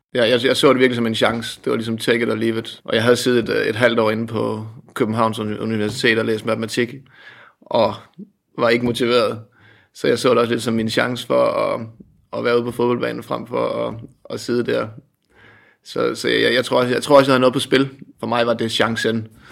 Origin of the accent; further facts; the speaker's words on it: Asnæs, Zealand, Denmark; also born or lived in Holbæk; Jeg var en dreng ude for landet, øh, ude på Langtønskids marked, kan man sige. Øh, kom fra en lille bit klub op i Odsad, øh, udkants Danmark, noget der hedder Asnes